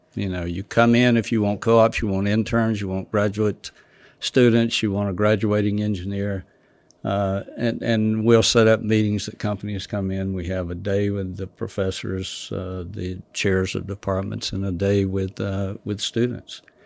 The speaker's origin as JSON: {"language": "English", "town": "Douglas", "region": "Georgia", "country": "United States", "said": "South Georgia"}